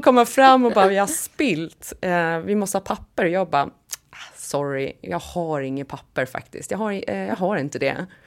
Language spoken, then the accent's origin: Swedish; Visby, Gotland, Sweden; accent: Gotlandic / Stockholm; moved away; Sankt Hansskolan i Visby när jag gick där, för det har jag ju pratat om förut, att jag blev mobbad om jag pratade gotländska i skolan och jag blev eh, utmålad som prinsessan Madeleine om jag pratade stockholmska hemma